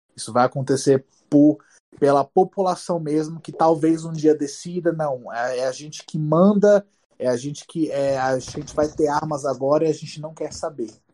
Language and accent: Portuguese; Brazil; moved away as an adult; now in Utah, United States; eu sou do Brasil